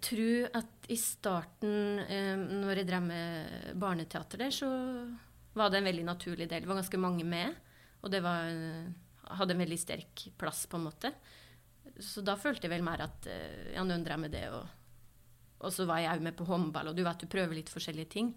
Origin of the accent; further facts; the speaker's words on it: Kvam, Innlandet, Norway; Oppveksten på Kvam, det skal høre, det, var, det er en fantastisk oppvekst eh, jeg har hatt eh, på Kvam